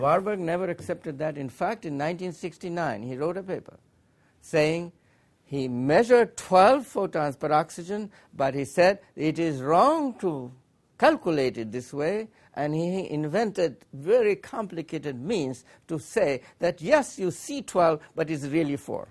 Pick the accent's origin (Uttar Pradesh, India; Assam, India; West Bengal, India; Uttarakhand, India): Uttar Pradesh, India; Allahabad; moved away as an adult; now in Urbana, United States; We came from India, from Allahabad